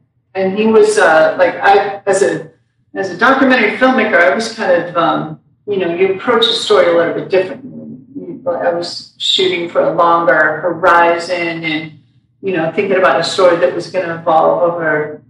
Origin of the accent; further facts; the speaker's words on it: Montana, United States; moved away; I grew up in Montana.